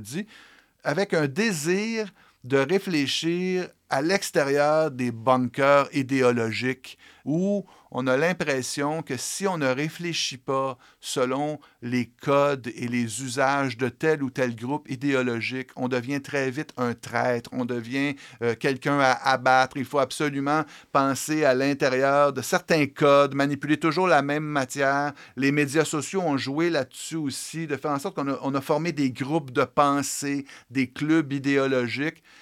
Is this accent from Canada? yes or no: yes; Montréal-Est, Quebec, Canada; je viens de Montréal-Est, j'ai été élevé dans la maison de mon arrière-grand-père à Montréal-Est